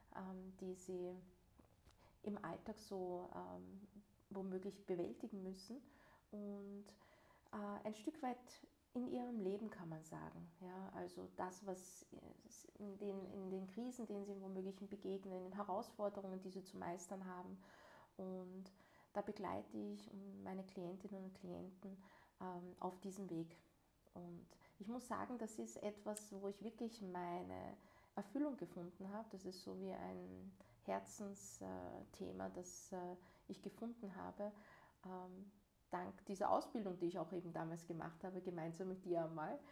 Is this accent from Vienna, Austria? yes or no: yes; Vienna, Austria; Und bin ich selbst in Wien geboren und hier aufgewachsen.